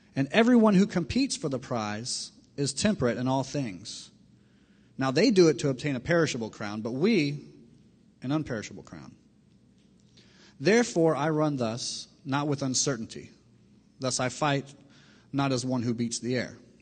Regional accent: Miami, Florida, United States; I grew up in Miami, Florida

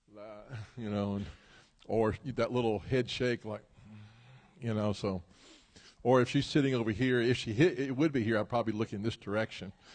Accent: Memphis, Tennessee, United States; moved away; I'm originally from Memphis, Tennessee

